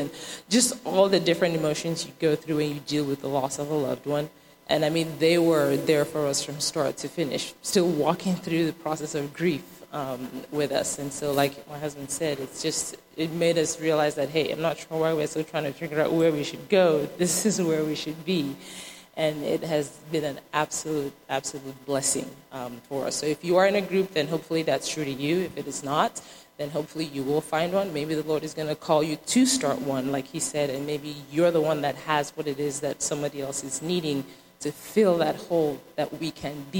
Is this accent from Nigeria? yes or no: yes; Nigeria; moved away; I'm originally from Nigeria